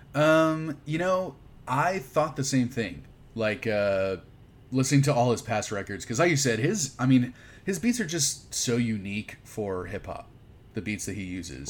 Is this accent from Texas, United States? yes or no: yes; Houston, Texas, United States; I grew up in Houston